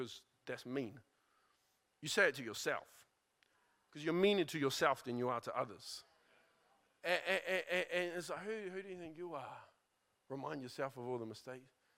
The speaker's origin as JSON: {"language": "English", "country": "New Zealand", "tie": "born or raised there", "said": "Growing up in New Zealand"}